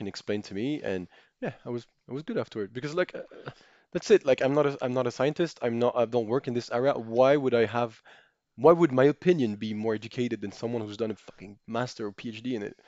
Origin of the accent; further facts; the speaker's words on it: Monaco; I grew up in Monaco, but I'm French